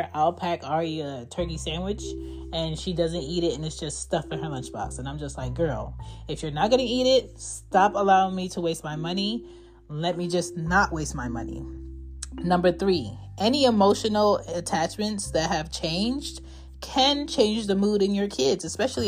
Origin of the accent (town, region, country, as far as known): United States